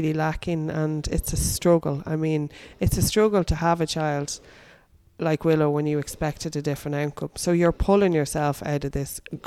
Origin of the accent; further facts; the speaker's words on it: Dublin, Leinster, Ireland; moved away as an adult; I lived in Dublin until I was 25